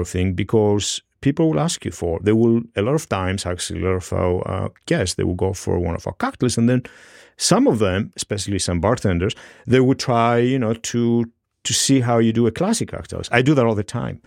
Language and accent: English; Greece; moved away as an adult; now in New York, United States; I grew up in Greece